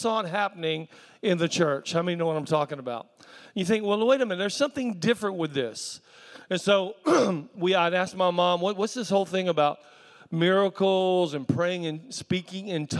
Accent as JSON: {"language": "English", "region": "South Carolina", "country": "United States", "tie": "born or raised there", "said": "I was raised in South Carolina"}